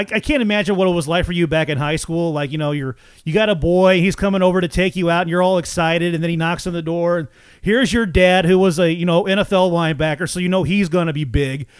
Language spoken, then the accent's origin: English; Franklin County, Missouri, United States; also born or lived in Washington, Missouri; now in St. Peters, United States; I grew up in Franklin County